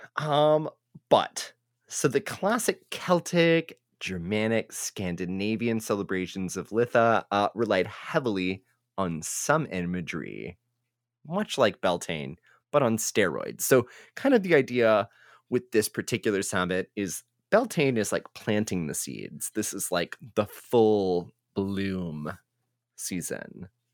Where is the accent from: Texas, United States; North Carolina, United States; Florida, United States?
Texas, United States; as a Texan